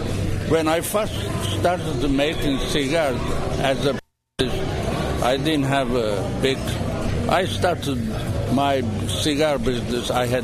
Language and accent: English; Lebanon; moved away; being born in Lebanon, my parents were Armenian.